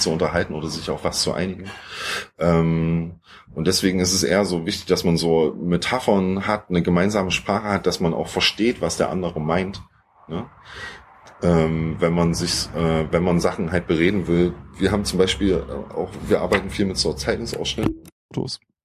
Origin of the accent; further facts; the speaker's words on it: Thuringia, Germany; moved away as an adult; now in Leipzig, Germany; wir kommen eigentlich so aus Thüringen, sind aber jetzt inzwischen seit, seit über zehn Jahren in Leipzig